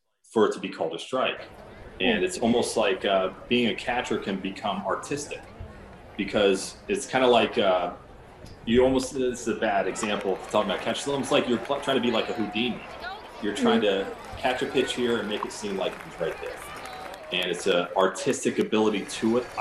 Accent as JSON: {"language": "English", "town": "West Palm Beach", "region": "Florida", "country": "United States", "tie": "born or raised there", "moved": "as an adult", "said": "I grew up here in West Palm Beach, where I currently live right now"}